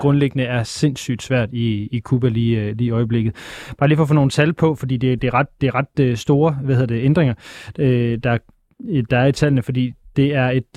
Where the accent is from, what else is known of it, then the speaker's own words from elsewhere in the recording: Aalborg, North Denmark Region, Denmark; Men nu er jeg vokset op i Aalborg